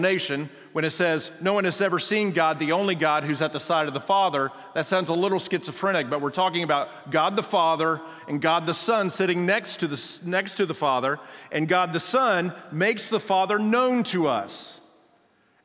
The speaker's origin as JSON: {"language": "English", "region": "Oklahoma", "country": "United States", "said": "I'm from Oklahoma"}